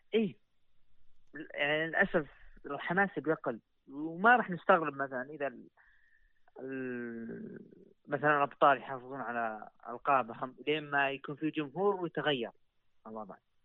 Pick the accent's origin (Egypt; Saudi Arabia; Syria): Saudi Arabia; عندنا في السعودية